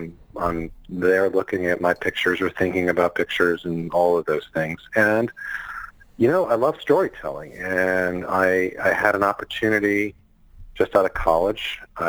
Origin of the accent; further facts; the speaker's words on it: Chicago, Illinois, United States; I grew up in Chicago. I'm a Midwestern kid. I went to school in Chicago